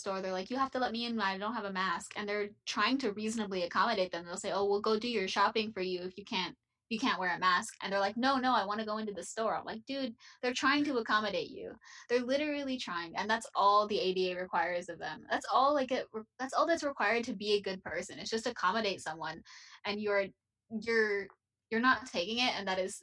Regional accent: Texas, United States; My hometown, I don't live there anymore, but my hometown is, you know, we have like 3 major hospitals and they are full.

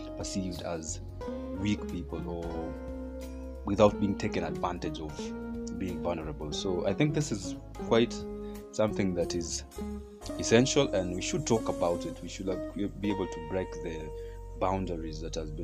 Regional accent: Kenya; our educational systems here in Kenya, I come from Kenya

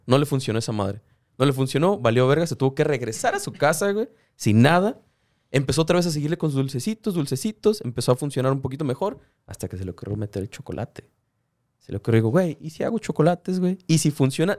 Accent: Tijuana, Baja California, Mexico; now in Mexicali, Mexico; yo soy de Tijuana, viviendo en Mexicali ahorita

